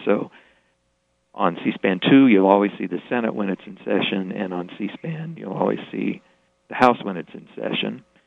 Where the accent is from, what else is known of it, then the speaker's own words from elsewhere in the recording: Springfield, Illinois, United States; moved away as an adult; also born or lived in Chicago; I, I grew up in Springfield, actually right around the block from where Jim Turpin lived